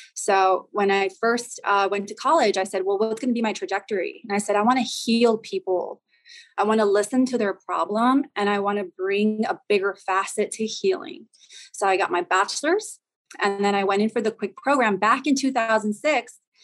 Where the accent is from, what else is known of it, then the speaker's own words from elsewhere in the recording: El Paso, Texas, United States; I'm originally from the Southwest. I'm from El Paso, Texas.